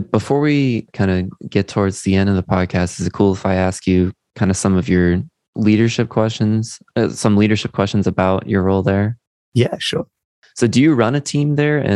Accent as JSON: {"language": "English", "country": "United Kingdom", "said": "I'm a Brit"}